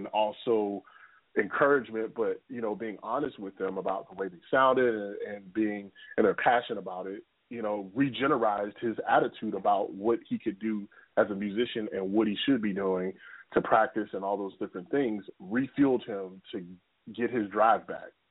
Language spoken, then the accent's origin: English; Baltimore, Maryland, United States; now in Jacksonville Beach, United States; Baltimore, my hometown, in the Northeast region